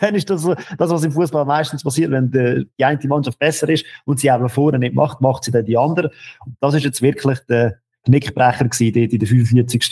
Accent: Lucerne, Switzerland; Ich als Luzerner in Bern

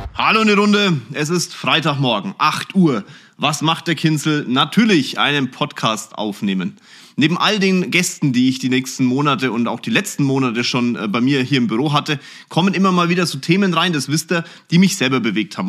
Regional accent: Germany; bei uns in Deutschland

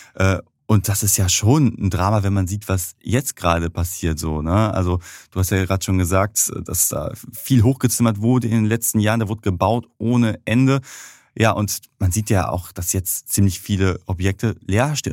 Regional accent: Germany; als Deutsche

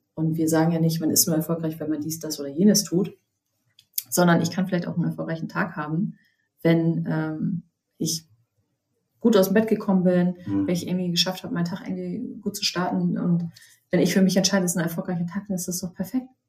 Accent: Germany; hier bei uns in Deutschland

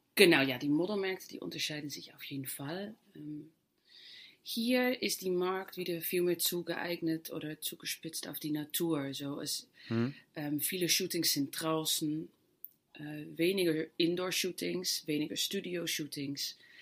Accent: Netherlands; German is a second language; moved away; Ich komme ja aus Holland

